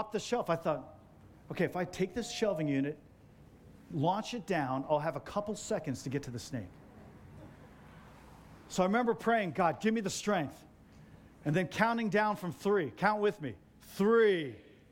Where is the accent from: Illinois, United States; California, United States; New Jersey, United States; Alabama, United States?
New Jersey, United States; moved away; I grew up in Jersey and like on Bradford Street.